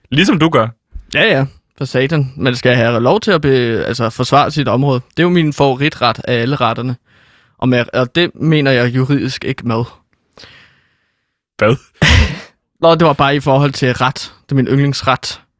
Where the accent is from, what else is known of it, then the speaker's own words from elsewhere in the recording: North Zealand, Capital Region of Denmark, Denmark; Nej, jeg er fra Nordsjælland.